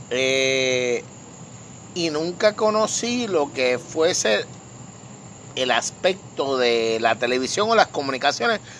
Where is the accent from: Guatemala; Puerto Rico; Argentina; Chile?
Puerto Rico; Vega Baja; En la noche de hoy nos encontramos nuevamente en mi patio, en mi estudio, en esta parte hermosa de mi pueblo Vega Baja